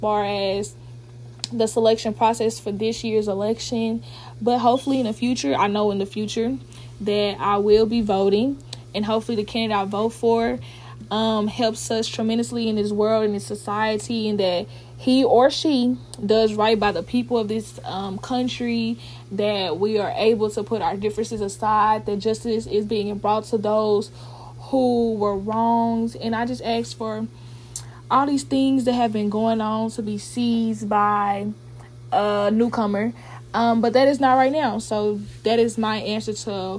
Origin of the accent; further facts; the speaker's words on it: Dallas, Texas, United States; moved away as an adult; also born or lived in Ohio; now in Oklahoma, United States; I am from Dallas, Texas